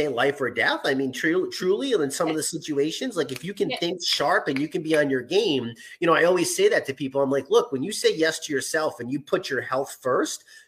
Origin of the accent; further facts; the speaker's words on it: New England, United States; accent: non-rhotic New England; I'm from New England in America and we can't pronounce our R's.